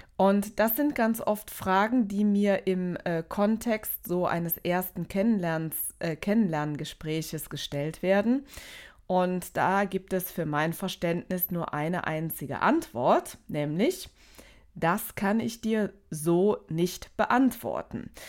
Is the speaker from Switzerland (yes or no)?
no; Aachen, North Rhine-Westphalia, Germany; Ich komme aus Aachen